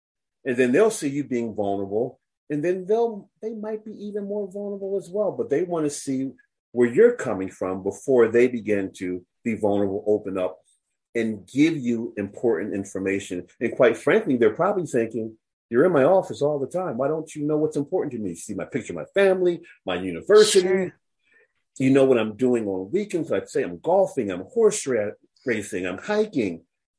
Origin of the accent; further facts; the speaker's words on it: United States; I'm very aware that I'm an American.